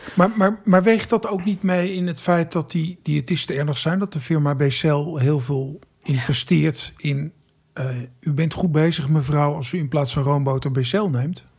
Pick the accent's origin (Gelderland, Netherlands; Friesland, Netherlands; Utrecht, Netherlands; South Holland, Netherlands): Friesland, Netherlands; ik kom uit Friesland, waar we ook een SIOS hadden in Hiereveen